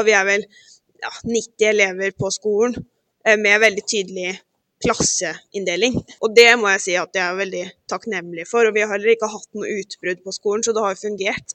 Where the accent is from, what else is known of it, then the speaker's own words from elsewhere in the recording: Halden, Viken, Norway; moved away as an adult; now in Gothenburg, Sweden; jeg er jo fra Halden